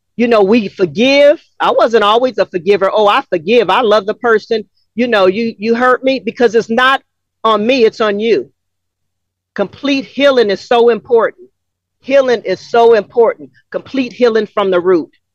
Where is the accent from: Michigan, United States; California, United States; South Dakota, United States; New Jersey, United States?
California, United States; Los Angeles; moved away as an adult; now in Atlanta, United States; Growing up in South Central LA, a mixed chick